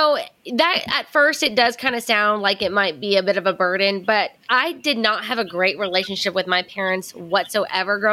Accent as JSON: {"language": "English", "country": "United States", "said": "I'm from America"}